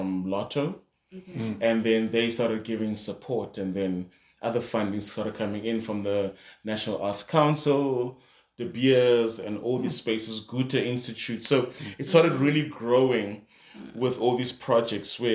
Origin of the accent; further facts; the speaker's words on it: Kimberley, Northern Cape, South Africa; also born or lived in New York; we're back in Kimberley